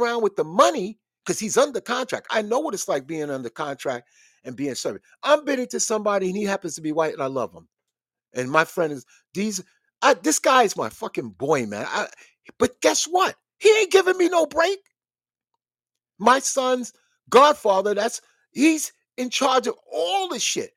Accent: the South, United States; also born or lived in Brooklyn; I'm from the South

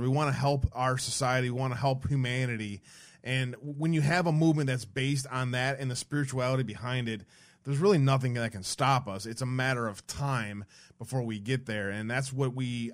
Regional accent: Detroit, Michigan, United States; I grew up in Detroit.

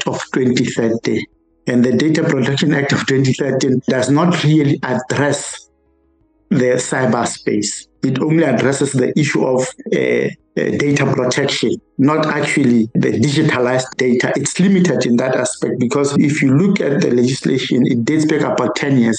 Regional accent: Lesotho; I come from the rural areas. My home state is very rural

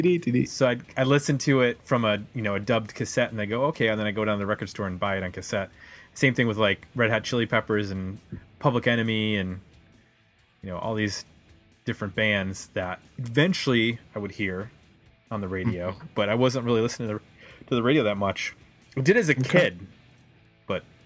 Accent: Buffalo, New York, United States; moved away; also born or lived in Cleveland; I was from Buffalo

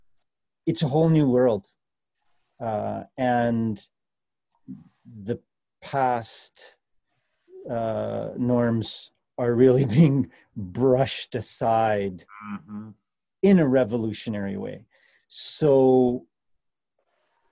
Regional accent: Canada; also born or lived in Winnipeg; as a Canadian

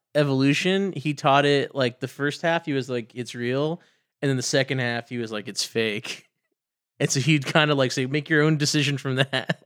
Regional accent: Dallas, Texas, United States

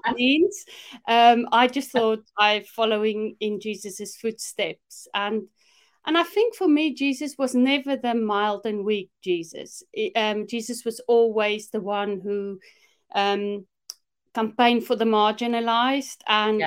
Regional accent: South Africa; moved away as an adult; now in United Kingdom; growing up in South Africa, one thing for sure, growing up in the apartheid regime

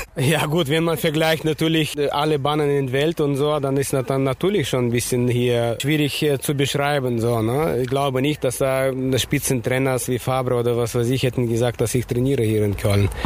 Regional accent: Kyrgyzstan; now in Cologne, Germany; ich komme aus Kirgisien. Das ist natürlich 4000 Kilometer weg noch von Russland, ne? wenn man so berechnet. Ich komme fast aus der Grenze China

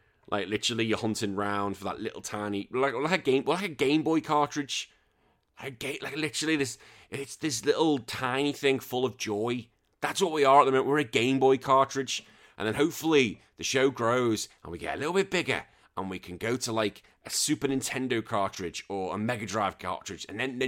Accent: United Kingdom; But yeah, there's a lot of hatred between the British. The only time it seems we come together is when England play internationally. Apart from that, we all hate each other. It's absolutely great. I don't know what it is. We're just such a bitter country.

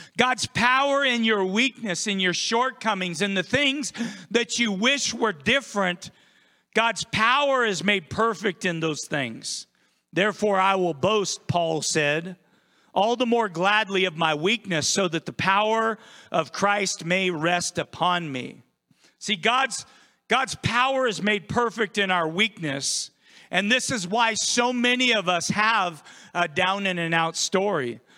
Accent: United States; now in Idaho, United States; I grew up on the Columbia River. Every single day I was in that river or on the river

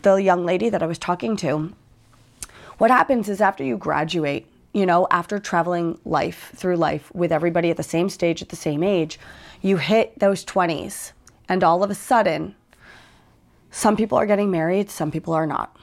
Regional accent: United States; I'm from the States

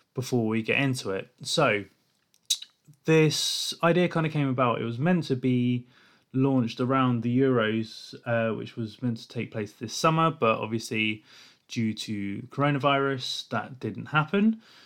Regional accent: England, United Kingdom; I'm an English person

